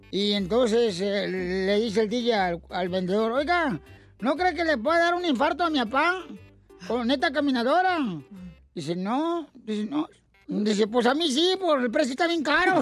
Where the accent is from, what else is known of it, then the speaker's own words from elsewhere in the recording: Ocotlán, Jalisco, Mexico; moved away; Yo soy de Ocotlán, a un ladito